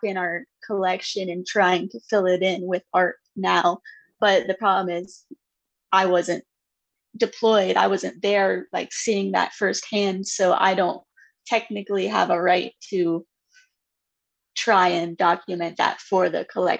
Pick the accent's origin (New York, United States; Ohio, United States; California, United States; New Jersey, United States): Ohio, United States; Lancaster; I grew up in Ohio